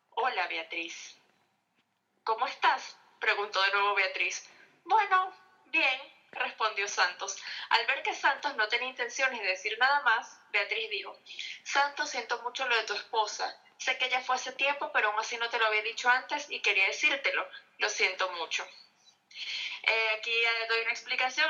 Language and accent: Spanish; Caracas, Capital District, Venezuela; moved away as an adult; also born or lived in Maracaibo; now in Miami, United States; soy venezolana y pues, ciudad de Maracaibo, pero criada en Caracas